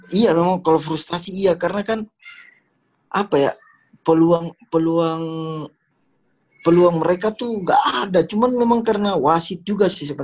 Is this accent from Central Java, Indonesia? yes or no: no; Ternate, North Maluku, Indonesia; born there; karena tanah kelahiran saya.